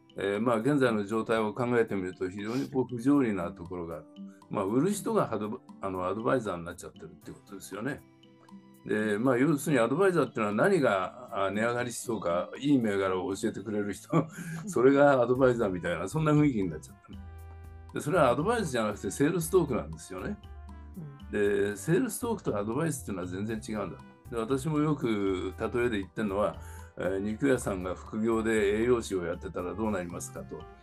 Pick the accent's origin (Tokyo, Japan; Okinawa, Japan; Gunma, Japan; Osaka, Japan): Tokyo, Japan; also born or lived in New York, United States / São Paulo, Brazil; 生まれは東京都の目黒区ですね、まあ、区立の小学校行って、区立の中学行って、えー、それから地元の高校に行って